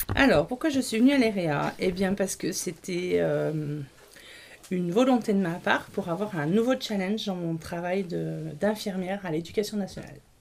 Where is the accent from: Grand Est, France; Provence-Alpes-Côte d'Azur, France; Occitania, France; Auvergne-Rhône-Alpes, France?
Auvergne-Rhône-Alpes, France; Grenoble; moved away; je suis née à Grenoble.